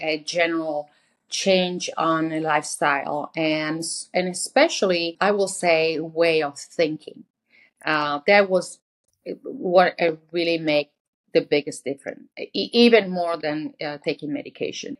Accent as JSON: {"language": "English", "country": "Italy", "moved": "yes", "said": "I'm from Italy"}